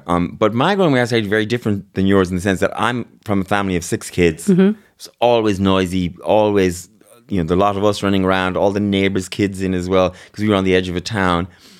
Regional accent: Mayo, Connacht, Ireland; I'm from Mayo.

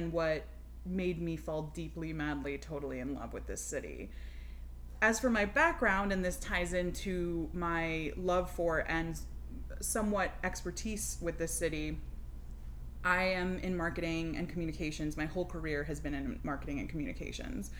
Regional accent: Miami, Florida, United States; now in Atlanta, United States; I grew up in Miami, like you said, which is a pretty crazy place

